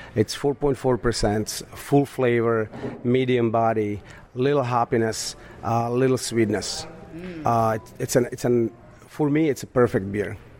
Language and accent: English; Slovakia; English is a second language; moved away as an adult; also born or lived in Astoria, New York; now in United States; I was born in Slovakia, and uh, I moved to United States 13 years ago.